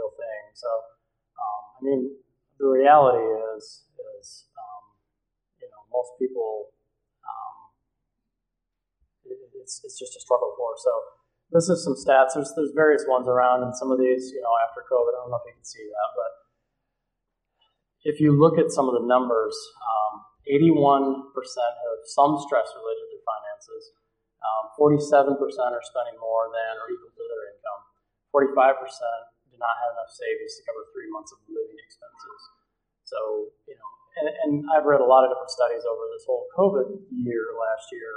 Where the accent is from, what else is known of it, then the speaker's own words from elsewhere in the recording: Battle Creek, Michigan, United States; I grew up in Battle Creek, so not too far from here.